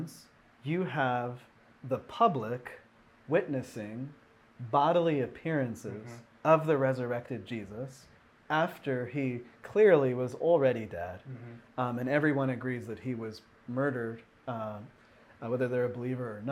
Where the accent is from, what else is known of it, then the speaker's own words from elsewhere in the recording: Seattle, Washington, United States; in my hometown in Seattle